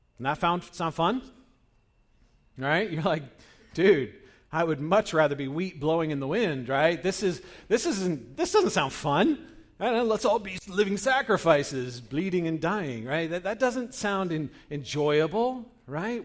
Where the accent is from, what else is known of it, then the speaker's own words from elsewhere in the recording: Northern California, United States; I grew up in Northern California, where, uh, during the seventies, um, when I was a kid